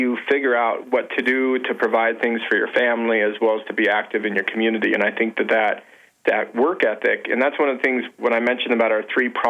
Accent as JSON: {"language": "English", "region": "Wyoming", "country": "United States", "tie": "born or raised there", "moved": "as an adult", "lives_now": "Montana, United States", "said": "here in Montana, down where I grew up in Wyoming"}